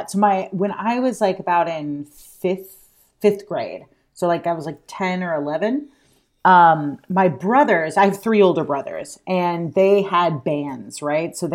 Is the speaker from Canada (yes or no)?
no; Alabama, United States; now in New York, United States; I moved to New York from Alabama and I had like literally $200 in my pocket.